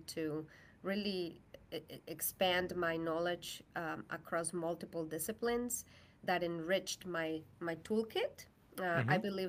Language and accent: English; Mexico; English is a second language; moved away as an adult; now in United States; I am from Mexico.